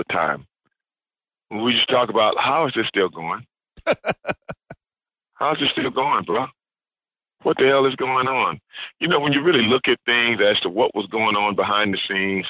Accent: Houston, Texas, United States; also born or lived in South Park, Houston; when I was growing up in Sunnyside, Texas, Sunnyside neighborhood

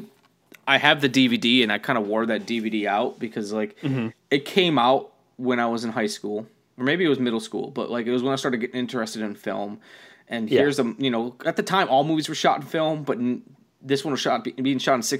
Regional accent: New Orleans, Louisiana, United States; I'm from New Orleans.

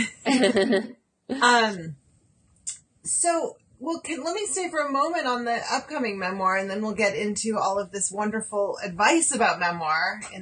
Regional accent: Berkeley, California, United States; I grew up in Berkeley

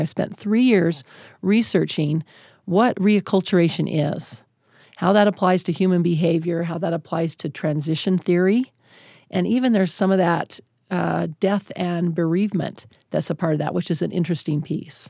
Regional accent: Utah, United States; I'm a white woman, born and raised in Utah

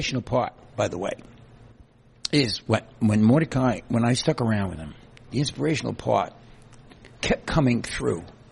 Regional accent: New York City, New York, United States; moved away as an adult; also born or lived in Queens; now in Catskills, United States; Guy from the Bronx. I lived in the Catskills

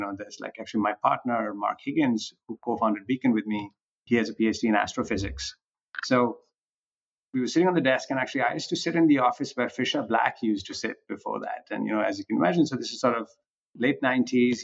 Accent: Punjab, India; moved away as an adult; also born or lived in Delhi, India; now in United States; I grew up in India. Actually, I grew up on a farm in the Punjab

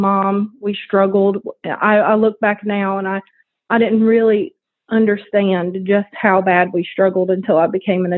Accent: New Orleans, Louisiana, United States; also born or lived in Chalmette, Louisiana; I grew up in New Orleans, Louisiana. I was born in New Orleans, and we lived in Chalmette

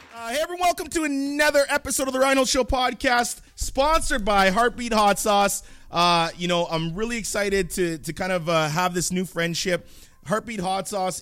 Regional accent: Canada; I'm Canadian

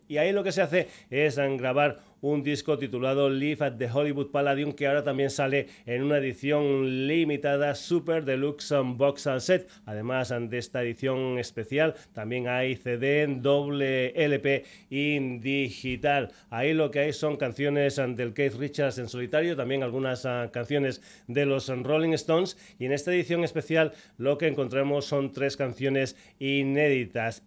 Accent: Extremadura, Spain; mi tierra, de Extremadura

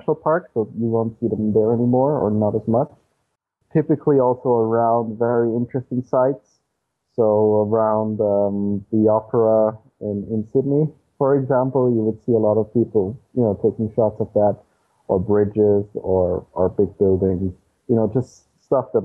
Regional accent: Austria; I explore the backyard of Austria, of my hometown

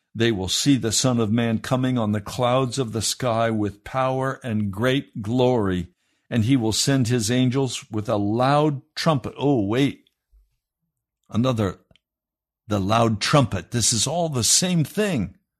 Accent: United States; we proud Americans

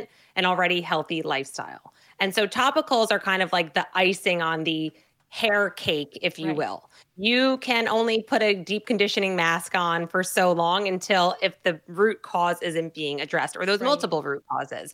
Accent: New Jersey, United States; I'm from New Jersey, right? We're the Garden State, believe it or not.

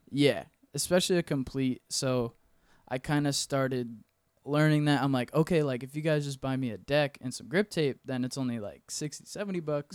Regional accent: Weirsdale, Florida, United States; moved away as an adult; also born or lived in Ocala, Florida; now in Orlando, United States; I'm actually from a small town called Wearsdale, Florida. It's, like, twenty minutes south of Ocala.

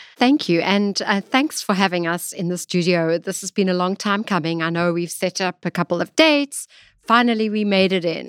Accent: Johannesburg, Gauteng, South Africa; accent: South African; moved away as an adult; now in New York, United States; I'm originally from South Africa. I was born there and lived most of my life actually in, in, in Johannesburg

